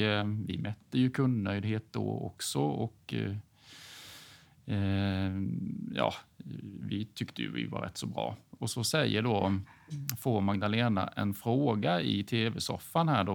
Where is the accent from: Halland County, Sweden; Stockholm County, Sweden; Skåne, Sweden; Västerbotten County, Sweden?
Halland County, Sweden; Hyltebruk; accent: Småland; now in Falkenberg, Sweden; är född och uppvuxen i Hyltebruk på gränsen mellan Halland och Småland. Så jag har väl lite småländska kvar i dialekten